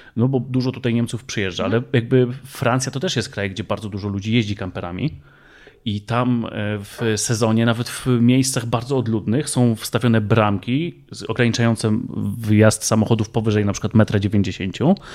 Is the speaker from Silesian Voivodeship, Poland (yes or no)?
no; Kielce, Świętokrzyskie Voivodeship, Poland; my pochodzimy z województwa świętokrzyskiego